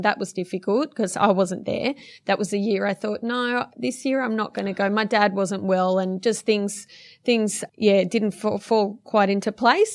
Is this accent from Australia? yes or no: yes; Blacktown, New South Wales, Australia; I was uh, born and raised in Blacktown, western suburbs of Sydney